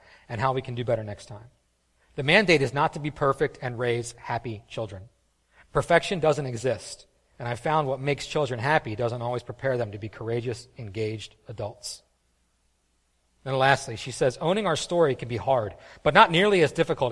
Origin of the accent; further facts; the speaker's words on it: East Coast, United States; we're East Coast people. We grew up on the East Coast